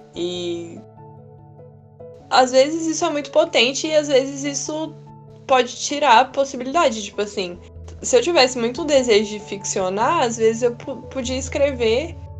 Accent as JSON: {"language": "Portuguese", "region": "Minas Gerais", "country": "Brazil", "tie": "born or raised there", "also_born_or_lived": "Sorocaba, São Paulo", "said": "quando a gente voltou a morar em Minas"}